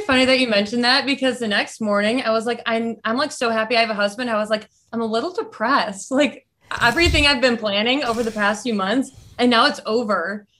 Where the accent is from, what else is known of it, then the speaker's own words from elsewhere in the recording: Michigan, United States; I'm from Michigan.